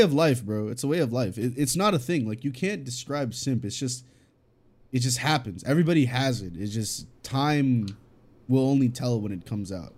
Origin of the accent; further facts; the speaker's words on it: California, United States; English is a second language; Cali, born and raised